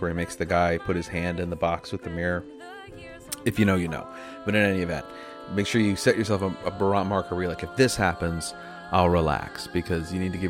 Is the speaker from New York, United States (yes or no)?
no; Wilmington, Delaware, United States; I was born and raised in Wilmington, Delaware